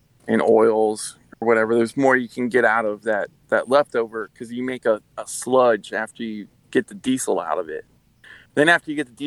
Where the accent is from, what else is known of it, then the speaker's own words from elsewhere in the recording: Louisiana, United States; I'm from Louisiana